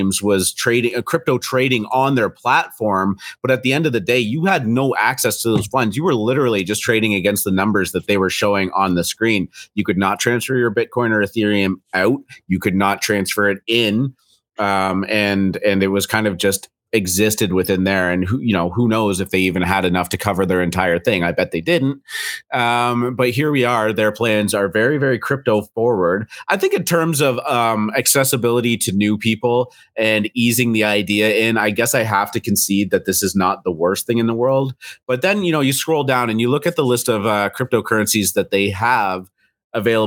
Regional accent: Canada; accent: Canadian; I'm Canadian

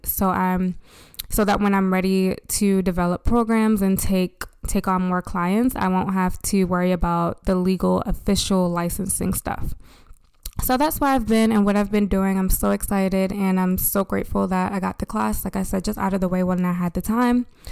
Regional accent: United States; As an American society

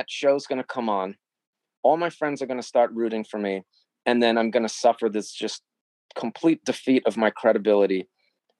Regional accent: New York, United States; I'm from New York

